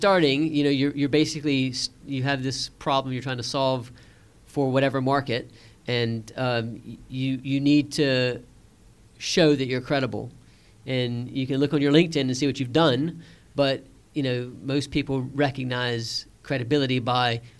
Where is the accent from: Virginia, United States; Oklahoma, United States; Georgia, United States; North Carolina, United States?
Georgia, United States; Savannah; moved away as an adult; also born or lived in Washington, D.C.; now in London, United Kingdom; I'd left my hometown of Savannah, Georgia